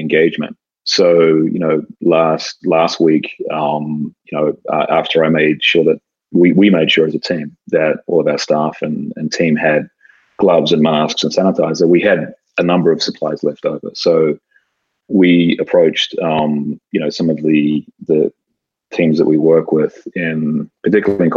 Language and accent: English; New Zealand; moved away as an adult; now in Los Angeles, United States; while I don't sound like it, I kind of call LA home. You know, I'm from New Zealand. I moved to the States 26 years ago. I've now spent over half my life here